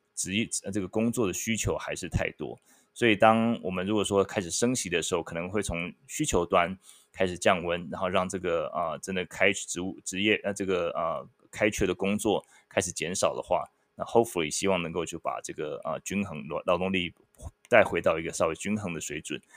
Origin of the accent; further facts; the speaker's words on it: Taiwan; moved away; 我一个台湾人，我，我聊美国经济